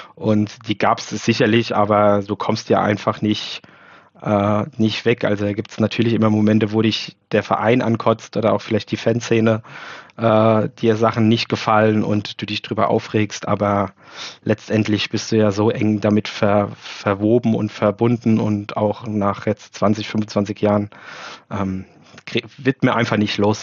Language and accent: German; Mainz, Rhineland-Palatinate, Germany; Ich bin in Mainz geboren, habe aber immer ein bisschen außerhalb gewohnt, so 10, 15 Kilometer vor, vor den Toren